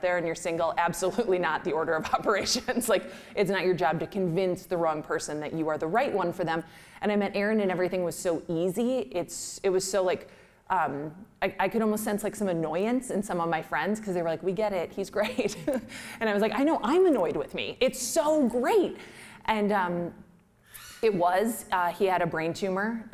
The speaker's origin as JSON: {"language": "English", "region": "Midwest", "country": "United States", "said": "We're from the Midwest."}